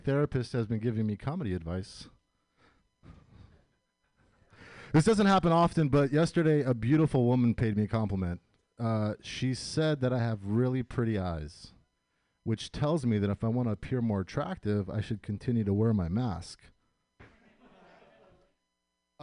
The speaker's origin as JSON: {"language": "English", "country": "United States", "tie": "born or raised there", "said": "I was born and raised here, so that makes me first-generation American"}